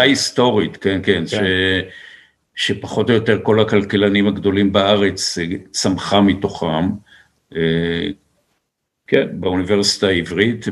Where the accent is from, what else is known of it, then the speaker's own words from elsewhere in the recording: Israel; גדלנו בקיבוץ